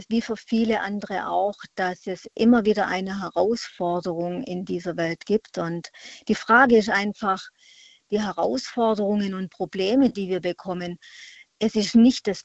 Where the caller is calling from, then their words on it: Freiburg, Baden-Württemberg, Germany; Ich komme aus der Freiburger Ecke.